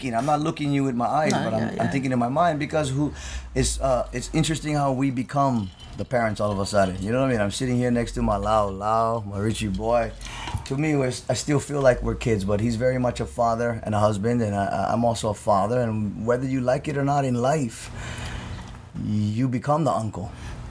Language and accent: English; Hawaii, United States; But that's part of being Hawaiian, bro.